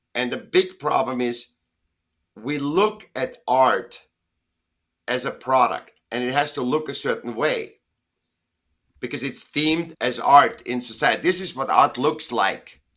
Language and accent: English; Vienna, Austria; now in Southern California, United States; I was born in Vienna, in Austria, and I was a sick child, and I went to school when I was seven